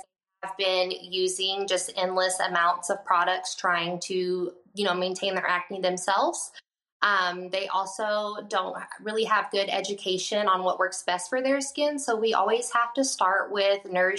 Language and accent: English; Mesquite, Texas, United States; I did grow up in Texas. I grew up in Mesquite, Texas, which is pretty close to Dallas